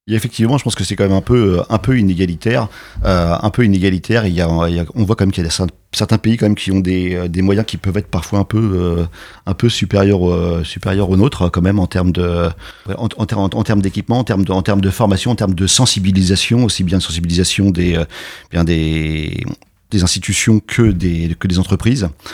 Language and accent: French; France; chez nous en France